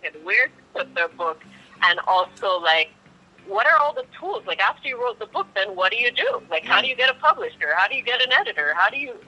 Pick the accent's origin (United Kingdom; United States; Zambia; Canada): Canada; Montreal, Quebec; I'm from Canada, so from Montreal